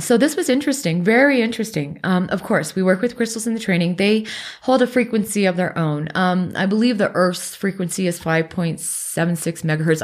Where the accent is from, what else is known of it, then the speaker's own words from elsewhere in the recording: Alaska, United States; moved away; also born or lived in Pacific Northwest; I grew up in Alaska and then we moved to the Northwest.